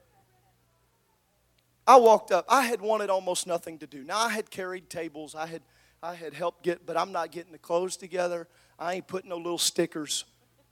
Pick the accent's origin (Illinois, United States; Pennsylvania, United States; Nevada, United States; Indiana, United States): Illinois, United States; Southern; I grew up in Southern Illinois.